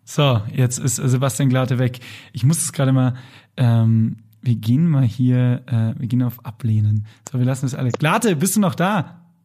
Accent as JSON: {"language": "German", "region": "Lower Bavaria", "country": "Germany", "said": "ich bin ja Niederbayer"}